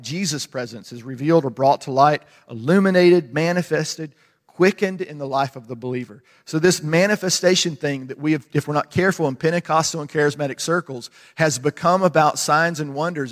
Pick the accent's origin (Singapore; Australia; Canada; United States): United States; I'm American